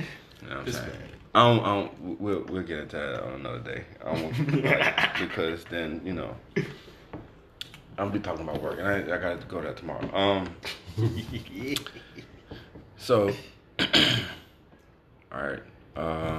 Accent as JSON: {"language": "English", "town": "Baltimore", "region": "Maryland", "country": "United States", "said": "I'm from Baltimore, man."}